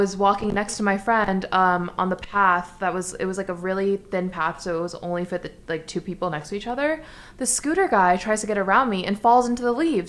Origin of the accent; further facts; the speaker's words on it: New York City, New York, United States; I'm from New York City, even